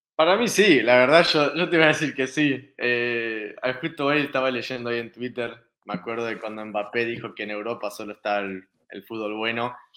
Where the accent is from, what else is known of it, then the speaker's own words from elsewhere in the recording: Argentina; also born or lived in Spain; now in Canada; como argentino